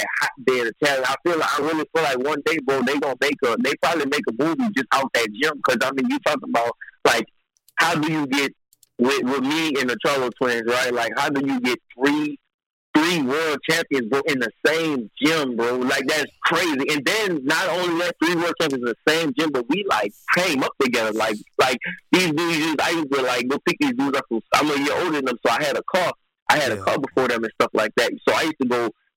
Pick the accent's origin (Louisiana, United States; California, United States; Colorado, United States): Louisiana, United States; New Orleans; now in Texas, United States; originally I'm from New Orleans, and that's always be home, my heart, you know. But I live in Texas